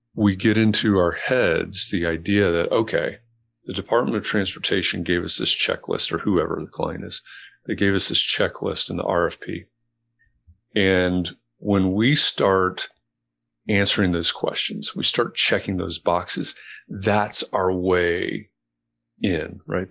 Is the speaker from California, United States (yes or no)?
no; Chicago, Illinois, United States; also born or lived in Atlanta, Georgia; dad was transferred to Chicago when I was a kid, so I don't sound like I'm from Atlanta